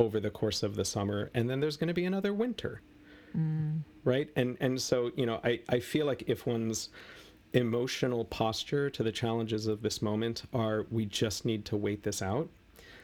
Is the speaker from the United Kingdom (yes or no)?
no; United States; I'm an American